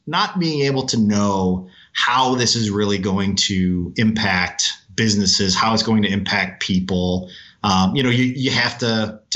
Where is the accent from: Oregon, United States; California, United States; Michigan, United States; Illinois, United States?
Michigan, United States; Detroit; I grew up in Detroit